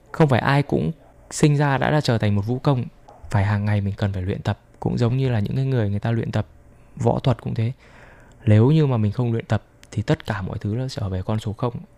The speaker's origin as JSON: {"language": "Vietnamese", "country": "Vietnam", "moved": "yes", "lives_now": "Taiwan", "said": "mình là người Việt Nam"}